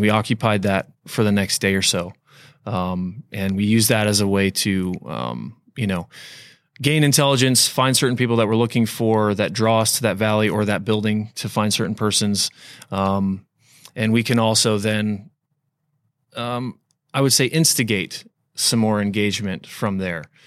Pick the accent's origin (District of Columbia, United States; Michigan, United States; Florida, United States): Florida, United States; I grew up in Florida